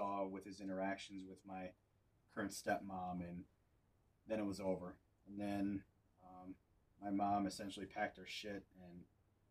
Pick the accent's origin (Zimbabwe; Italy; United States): United States; North Central Wisconsin; also born or lived in military bases; growing up in North Central Wisconsin